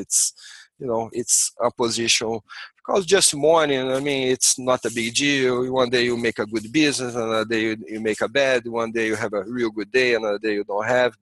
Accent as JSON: {"language": "English", "region": "Rio de Janeiro", "country": "Brazil", "tie": "born or raised there", "second_language": "English", "moved": "as an adult", "lives_now": "Santa Cruz, United States", "said": "I grew up in Rio, close to the ocean."}